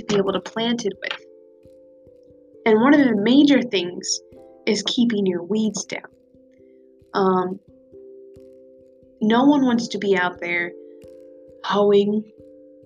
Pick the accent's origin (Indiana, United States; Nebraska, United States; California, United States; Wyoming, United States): Nebraska, United States; I am from Nebraska. I am from a small town in Nebraska with not even 300 people